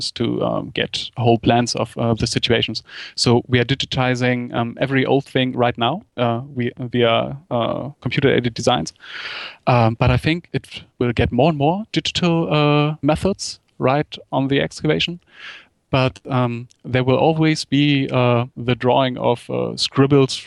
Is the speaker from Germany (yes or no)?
yes; Germany; In Germany, you had to do something like a military service